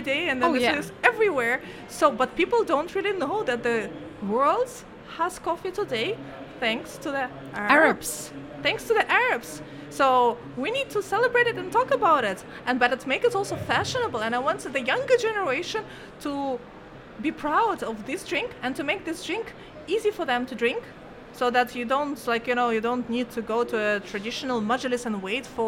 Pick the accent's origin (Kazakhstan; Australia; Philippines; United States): Kazakhstan; moved away as an adult; now in Oman; There is flag of Kazakhstan and flag of Oman